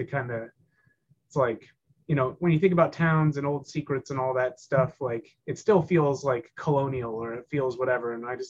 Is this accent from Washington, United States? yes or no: no; Northern Ohio, United States; now in Kentucky, United States; I'm not from Kentucky originally, I'm from Northern Ohio.